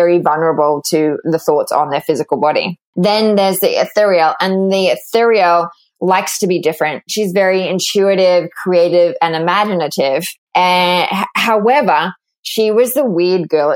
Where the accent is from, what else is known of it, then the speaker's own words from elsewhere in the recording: Australia; accent: Australian; moved away as an adult; also born or lived in London, United Kingdom; now in New York, United States; I grew up in Australia